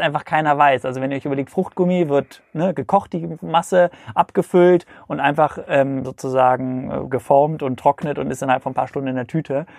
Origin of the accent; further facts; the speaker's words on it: Cologne, North Rhine-Westphalia, Germany; also born or lived in Hamburg; Ich komme aus Köln